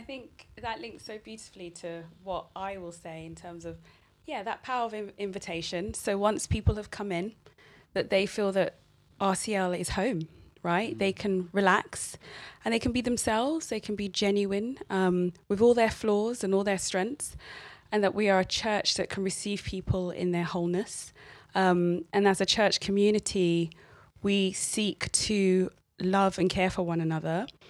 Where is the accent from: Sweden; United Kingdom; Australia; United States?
United Kingdom; London; I grew up here from two.